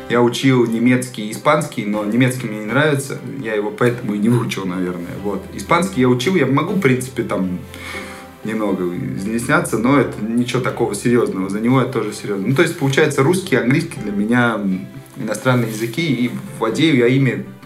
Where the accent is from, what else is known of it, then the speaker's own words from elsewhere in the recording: Serbia; Ты откуда? Я из Сербии.